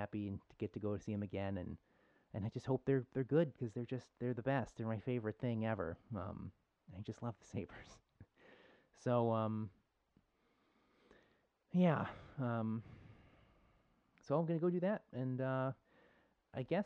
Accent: Buffalo, New York, United States; I'm from Buffalo

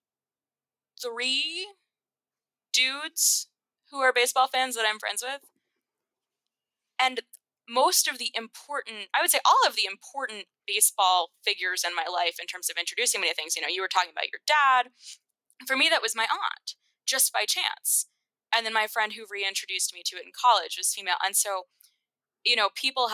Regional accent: Massachusetts, United States; I grew up in Massachusetts.

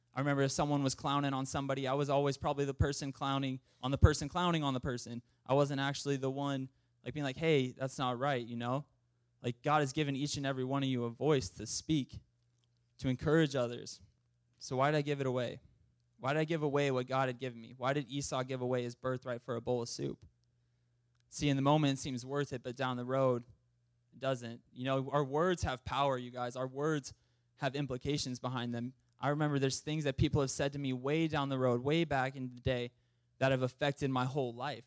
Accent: Montana, United States; I'm also from Montana

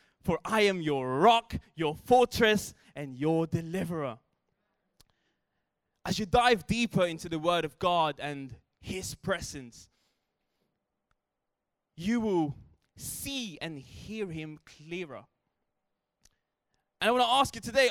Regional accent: Philippines; I grew up in the Philippines

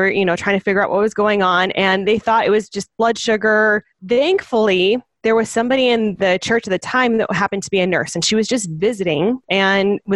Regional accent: Phoenix, Arizona, United States; moved away as an adult; now in Thatcher, United States; I grew up in Phoenix

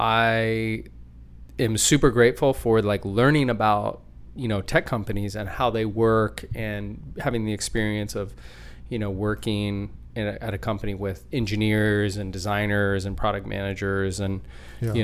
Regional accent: Anchorage, Alaska, United States; I was born and raised in Anchorage

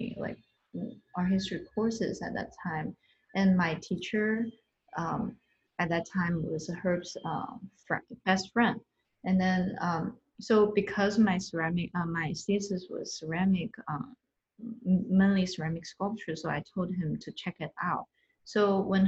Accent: northern China, China; moved away; I'm from Northern China

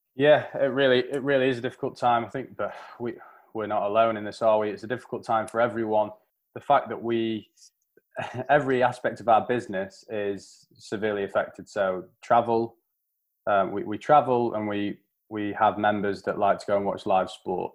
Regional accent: England, United Kingdom; how we will be seen as English people and English fans

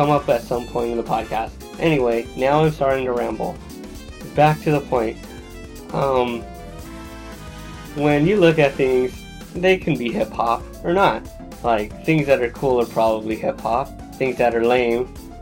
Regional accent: Los Angeles, California, United States; a poor kid growing up in Los Angeles in the early 90s

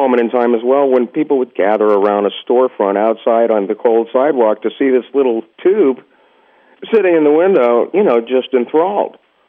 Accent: Miami, Florida, United States; also born or lived in New York; my folks, we moved from New York, I think when I was four, to Miami.

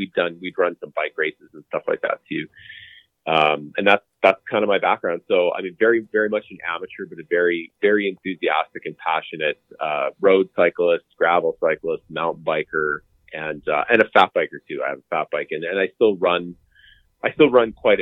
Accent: Calgary, Alberta, Canada; I'm born and raised in Calgary, Alberta

